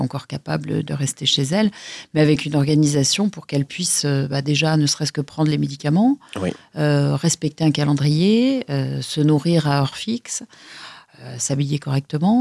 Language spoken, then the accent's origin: French; Lyon, Auvergne-Rhône-Alpes, France; Je suis née à Lyon, dans le quartier de la Croix-Rousse